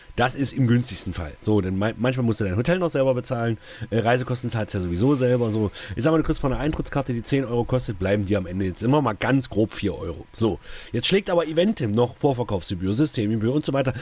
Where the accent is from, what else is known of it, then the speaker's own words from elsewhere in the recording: Saxony-Anhalt, Germany; hier gerade bei uns in Sachsen-Anhalt